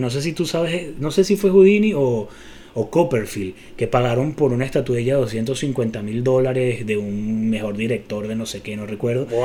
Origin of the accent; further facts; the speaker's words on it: Venezuela; somos venezolanos